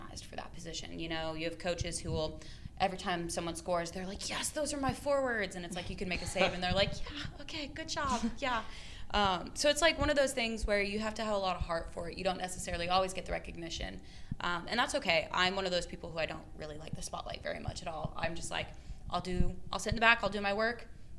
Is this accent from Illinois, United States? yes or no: no; Arizona, United States; now in Shreveport, United States; I'm from Arizona